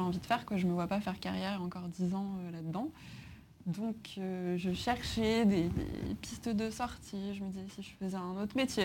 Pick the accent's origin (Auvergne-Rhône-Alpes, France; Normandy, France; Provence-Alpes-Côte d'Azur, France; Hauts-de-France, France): Auvergne-Rhône-Alpes, France; Grenoble; moved away as an adult; also born or lived in Paris; je viens de Grenoble de base, donc je suis mmh. arrivée à Paris